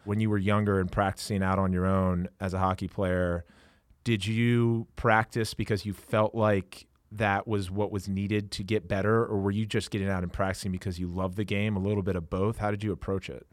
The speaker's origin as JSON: {"language": "English", "region": "Maryland", "country": "United States", "tie": "born or raised there", "moved": "yes", "lives_now": "Los Angeles, United States", "said": "growing up in Maryland, as I was an hour and a half or so away from Baltimore"}